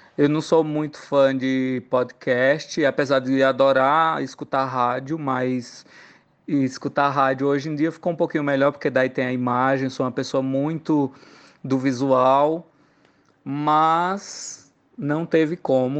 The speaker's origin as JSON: {"language": "Portuguese", "town": "Santa Cruz do Capibaribe", "region": "Pernambuco", "country": "Brazil", "moved": "yes", "lives_now": "São Paulo, Brazil", "said": "sou de Santa Cruz Capibaribe"}